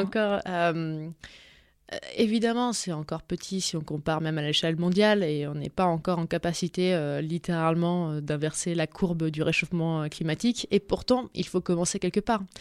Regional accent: Dijon, Bourgogne-Franche-Comté, France; moved away; also born or lived in New York; je viens de Dijon

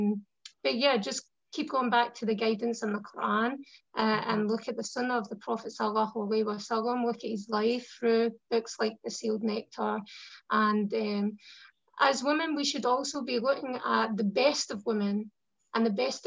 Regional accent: Scotland, United Kingdom

